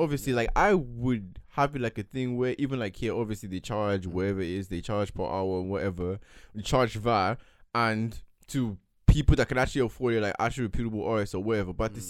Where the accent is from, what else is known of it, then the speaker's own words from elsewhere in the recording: Lagos, Nigeria; Even telling people I grew up on … is like, you're from Lagos, Nigeria, how?